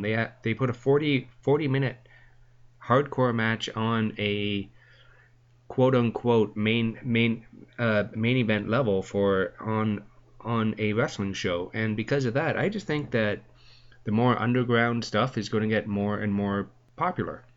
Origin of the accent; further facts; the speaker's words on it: Canada; I'm a Canadian boy through through and through